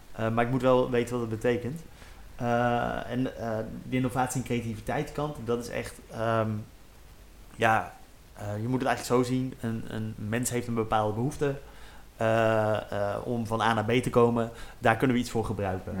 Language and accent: Dutch; Utrecht, Netherlands; also born or lived in Maarssen; ik ben opgegroeid in Zuilen in, Utrecht